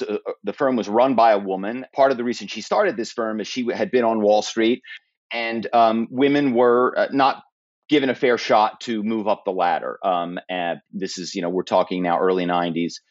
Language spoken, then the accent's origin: English; Philadelphia, Pennsylvania, United States; I grew up in Philadelphia